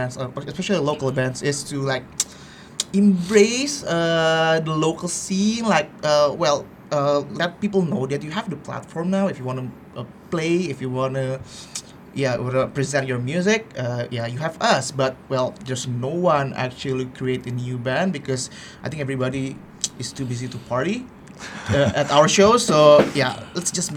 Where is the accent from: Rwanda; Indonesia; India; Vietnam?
Indonesia; Jakarta; moved away as an adult; also born or lived in Yogyakarta; So we are from Jakarta, and then we moved to Yogyakarta